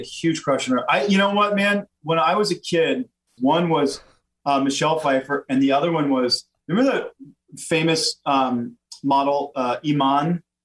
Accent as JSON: {"language": "English", "region": "Louisiana", "country": "United States", "said": "I'm from Louisiana"}